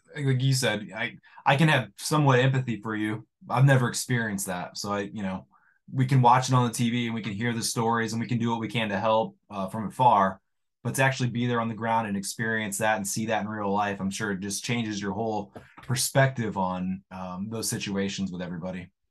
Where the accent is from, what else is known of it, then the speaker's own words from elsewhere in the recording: United States; I'm an American